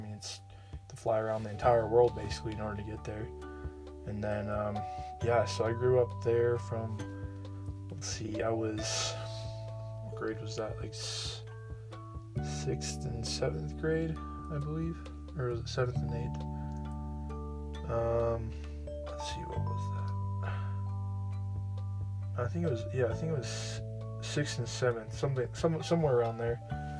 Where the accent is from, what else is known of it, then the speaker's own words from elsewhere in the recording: South Korea; English is a second language; As growing up in Korea and everything, I never was super active, I would say.